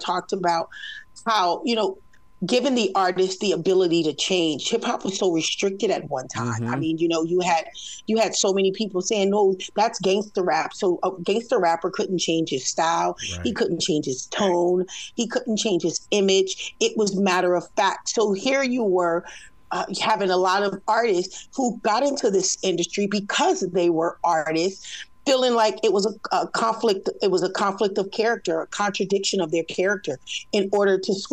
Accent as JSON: {"language": "English", "region": "West Coast", "country": "United States", "said": "I'm from the West Coast"}